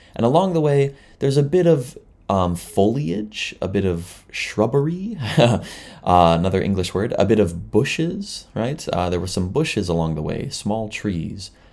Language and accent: English; near Toronto, Southern Ontario, Canada; moved away as an adult; now in Chiba, Japan; I'm from Canada, but, you know, I'm from near Toronto and Southern Ontario